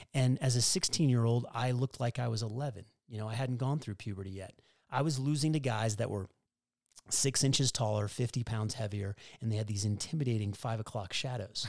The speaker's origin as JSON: {"language": "English", "town": "Denver", "region": "Colorado", "country": "United States", "tie": "born or raised there", "moved": "as an adult", "said": "growing up in Colorado, it's not a tennis culture. And so for me to go from Denver, Colorado"}